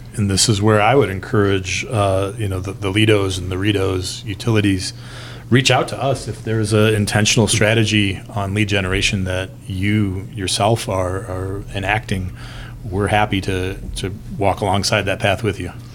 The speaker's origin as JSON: {"language": "English", "region": "Northwest Indiana", "country": "United States", "said": "I'm from Northwest Indiana"}